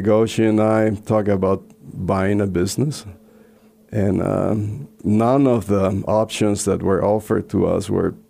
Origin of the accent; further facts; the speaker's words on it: Peru; accent: Spanish; first language Spanish; English is a second language; moved away as an adult; also born or lived in Blacksburg, Virginia / Washington, D.C.; now in Christiansburg, United States; I speak Spanish. I was born in Peru in South America, beautiful country.